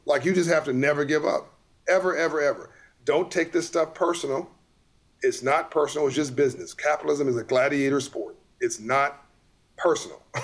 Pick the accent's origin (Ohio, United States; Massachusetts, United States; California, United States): California, United States; Compton; born or raised there